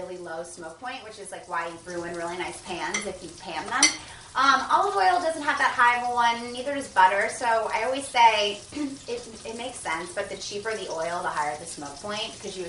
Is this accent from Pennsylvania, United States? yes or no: no; New Jersey, United States; also born or lived in Winston-Salem / Charleston; I'm from New Jersey.